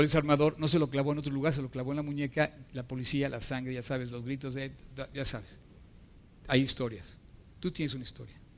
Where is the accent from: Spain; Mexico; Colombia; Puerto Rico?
Mexico